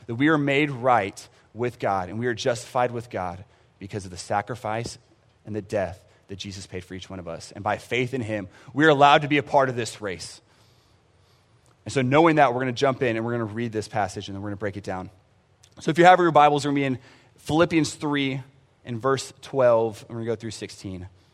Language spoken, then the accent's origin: English; San Antonio, Texas, United States; I grew up in San Antonio for the most part. We traveled around, um, but San Antonio wa, was where I graduated